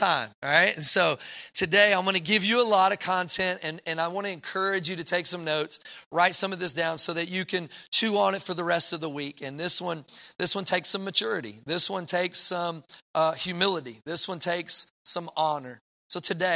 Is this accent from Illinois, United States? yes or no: no; Kentucky, United States; moved away; I'm from Kentucky